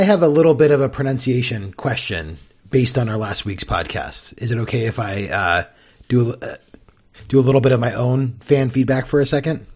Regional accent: Southern California, United States; I grew up in Southern California

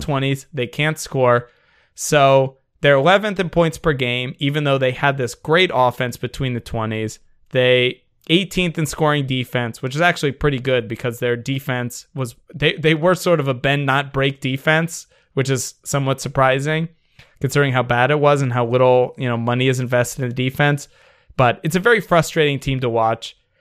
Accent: Washington, District of Columbia, United States; when I grew up in Washington, D C, we didn't have a baseball team

